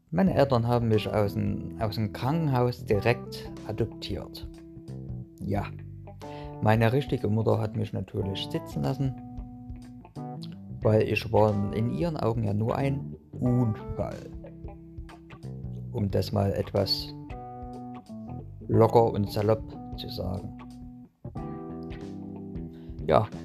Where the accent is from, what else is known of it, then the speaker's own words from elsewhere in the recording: Burgstädt, Saxony, Germany; Also fangen wir mal an mit der Kindheit, wo ich doch eigentlich herkomme. Ich komme aus Chemnitz oder besser gesagt aus Burgstedt. Das ist ein kleines kleine Stadt in der Nähe von Chemnitz.